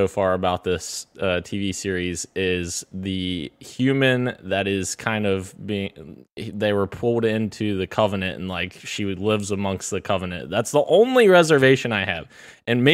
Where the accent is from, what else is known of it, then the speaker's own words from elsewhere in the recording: Cincinnati, Ohio, United States; it is my hometown team. The Cincinnati Bengals